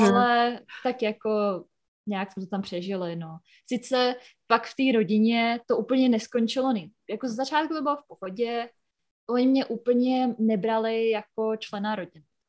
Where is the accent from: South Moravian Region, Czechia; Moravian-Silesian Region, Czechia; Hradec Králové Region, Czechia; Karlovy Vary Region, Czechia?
Hradec Králové Region, Czechia; near Hořice; moved away as an adult; now in United States; přijela jsem z, z kraje Hra, Královéhradeckého. Mm-hmm. Uh, bydlím mhm. u Hořic, Hořice pod Krkonoší, tak v takové vesnice kousek